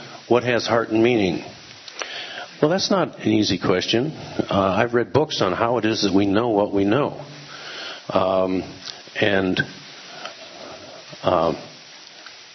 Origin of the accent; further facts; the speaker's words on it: United States; I was from America